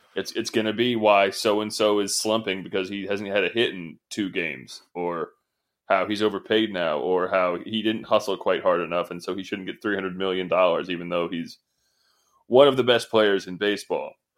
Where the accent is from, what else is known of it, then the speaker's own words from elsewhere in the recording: New England, United States; I'm from New England. Everything there is old